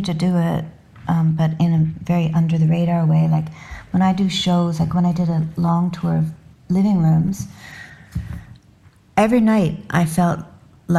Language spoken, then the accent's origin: English; Canada